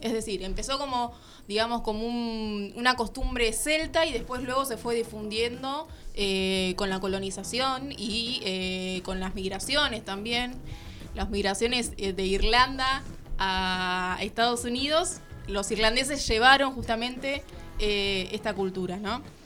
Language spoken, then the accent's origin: Spanish; Argentina; como argentinos